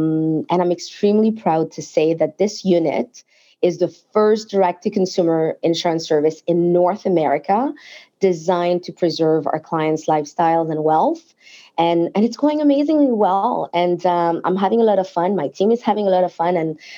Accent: France; English is a second language; moved away; So my family and I immigrated from France in the mid-90s. And I was given a shot at a job in an insurance company by a woman who really saw my potential, despite the fact that I barely spoke English then

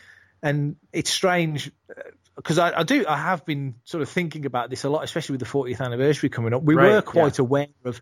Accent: Burntwood, West Midlands, United Kingdom; also born or lived in Edgbaston, Birmingham; I was born in Edgbaston near Birmingham in the Midlands, which is the UK's second city, and grew up as a kid in a place called Burntwood, which is where I live now

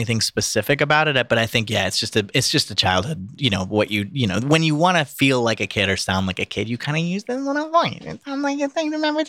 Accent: South Brunswick, New Jersey, United States; moved away; also born or lived in Ohio; I'm from South Brunswick.

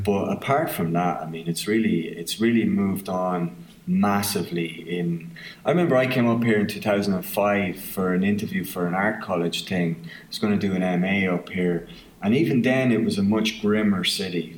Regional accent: Ireland; accent: southern Irish; moved away as an adult; now in Belfast, United Kingdom

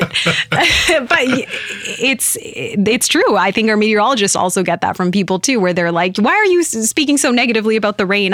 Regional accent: Penticton, British Columbia, Canada; Penticton, born and raised there.

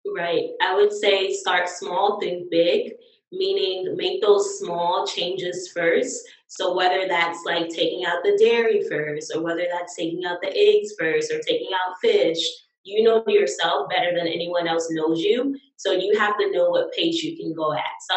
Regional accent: the South, United States; I'm from the South

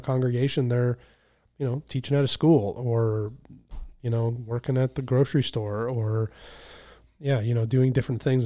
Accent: United States

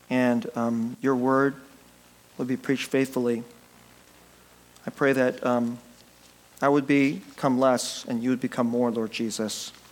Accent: United States; I'm, I'm Korean American

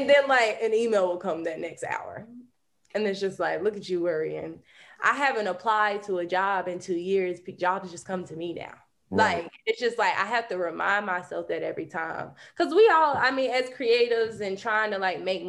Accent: rural North Carolina, United States; moved away; we didn't have access to this like in rural North Carolina

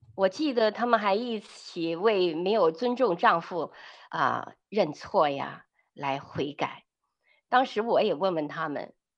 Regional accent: China; 我们比较在大陆背景下长大的女人

